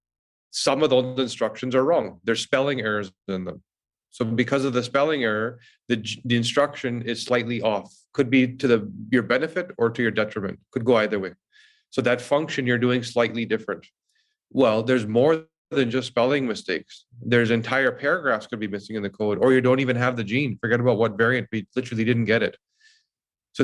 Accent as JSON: {"language": "English", "town": "Vancouver", "region": "British Columbia", "country": "Canada", "tie": "born or raised there", "moved": "as an adult", "lives_now": "Toronto, Canada", "said": "I moved from Vancouver to Toronto and didn't know anybody"}